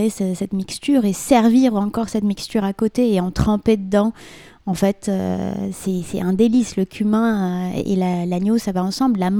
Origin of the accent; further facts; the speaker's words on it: Morocco; Nous, chez nous au Maroc, c'est un, une street food, entre guillemets, c'est le sandwich au foie.